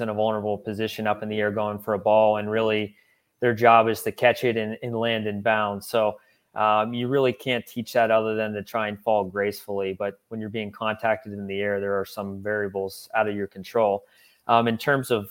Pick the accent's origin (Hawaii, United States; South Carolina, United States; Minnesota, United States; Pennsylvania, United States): Pennsylvania, United States; Pittsburgh; moved away as an adult; also born or lived in Los Angeles; now in Ohio, United States; I grew up in Pittsburgh